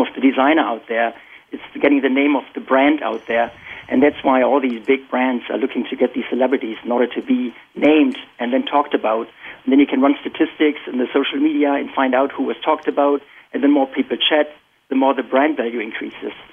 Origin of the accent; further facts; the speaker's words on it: Germany; moved away as an adult; now in Boston, United States; So I'm born and raised in Germany, and you can probably still detect my accent. I've been here for about 18 years.